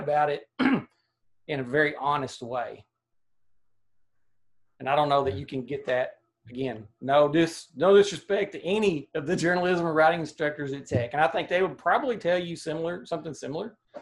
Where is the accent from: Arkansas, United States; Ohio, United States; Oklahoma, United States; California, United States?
Arkansas, United States; Atkins; also born or lived in Dardanelle, Arkansas / Dover, Arkansas; I've never lived more than 30 minutes from where I was born, which is in Dardanelle, Arkansas. And I grew up in Adkins, lived in Dover for 20 years